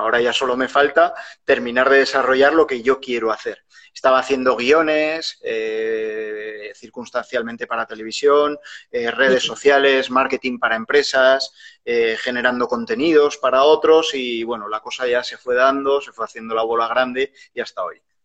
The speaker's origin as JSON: {"language": "Spanish", "town": "Huesca", "region": "Aragon", "country": "Spain", "said": "Yo soy de Huesca, que es una ciudad muy pequeña"}